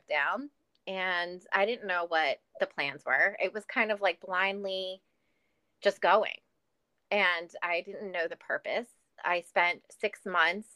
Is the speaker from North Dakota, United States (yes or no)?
no; New York City, New York, United States; moved away; also born or lived in New Orleans; I'm from New York City